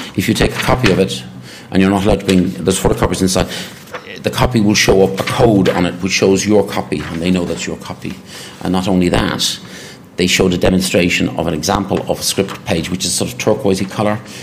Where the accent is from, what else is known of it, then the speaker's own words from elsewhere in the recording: Ireland; Being an Irishman